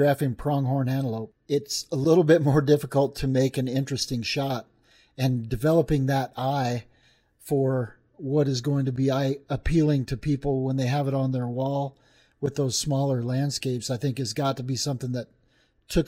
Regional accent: Thermopolis, Wyoming, United States; I grew up in Thermopolis, Wyoming

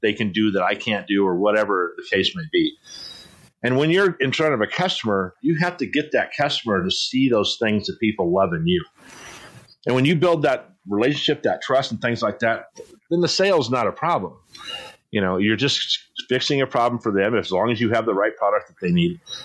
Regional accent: San Diego, California, United States; also born or lived in Poway; I grew up in East San Diego

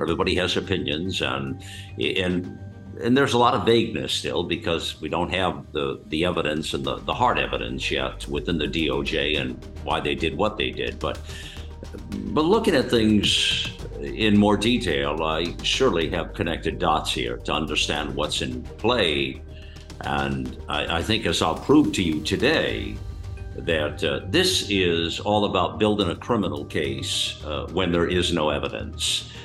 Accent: United States; we, as the American people

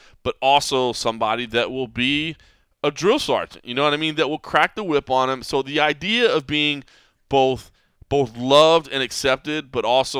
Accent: Dallas, Texas, United States; now in Las Vegas, United States; I mean, Vegas is where I live now, and it is my hometown now at this point. But I was born and raised in Dallas, and my family's still there

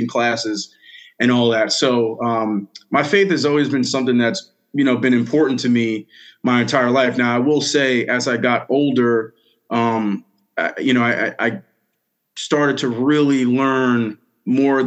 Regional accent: Bellport, New York, United States; So I'm originally from Long Island, New York, grew up in Bellport, smaller town, eastern South Shore, Long Island

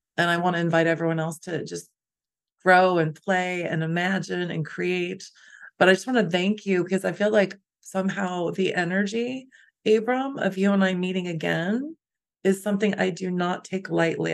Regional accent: Chicago, Illinois, United States; we're also from Chicago.

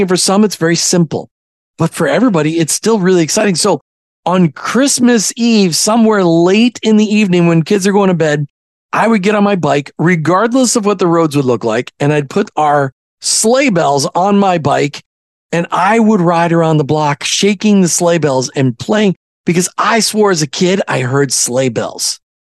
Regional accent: Minnesota, United States; growing up in Minnesota from the time I was eight on

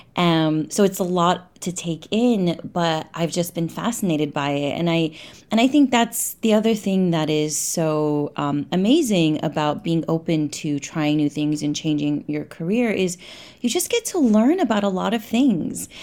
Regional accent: New York, United States; moved away as an adult; also born or lived in London / Cairo, Egypt; I grew up in New York

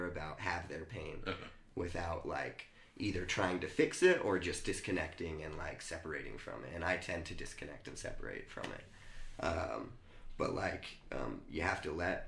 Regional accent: United States

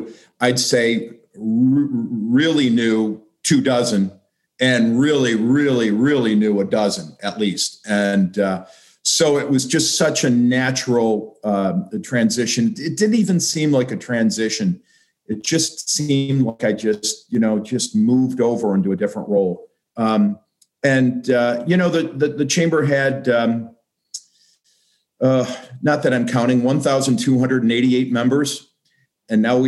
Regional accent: Buffalo, New York, United States; moved away as an adult; also born or lived in Charlotte, North Carolina / Jacksonville, Florida; now in Columbus, United States; packed up and left my hometown in Buffalo, and I moved to Charlotte, North Carolina for 5 years

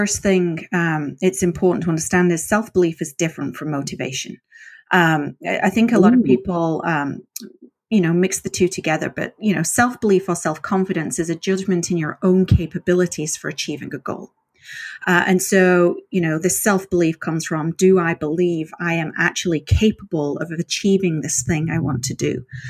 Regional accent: England, United Kingdom; And I've got to be honest, being English, I thought Kalamazoo was going to be way more interesting than it turned out to be.

